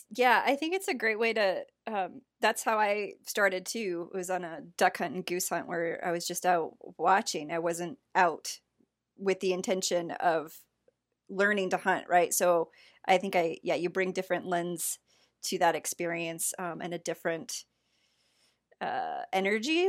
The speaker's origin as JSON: {"language": "English", "region": "South Central Michigan", "country": "United States", "tie": "born or raised there", "said": "I grew up South Central"}